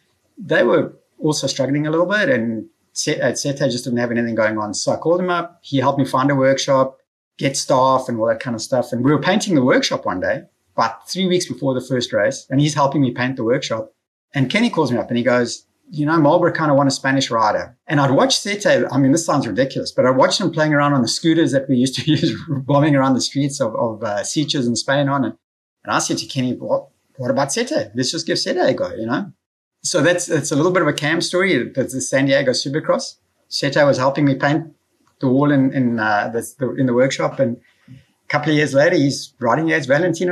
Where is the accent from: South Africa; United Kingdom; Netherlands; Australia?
South Africa; moved away as an adult; now in United States; As a South African competitor